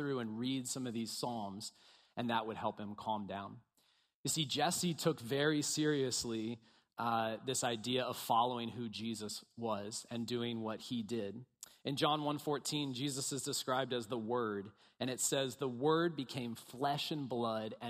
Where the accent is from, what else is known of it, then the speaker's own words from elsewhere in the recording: Bel Air, Maryland, United States; moved away as an adult; now in Baltimore, United States; I grew up in Bel Air, went to Bel Air High School, go Bobcats.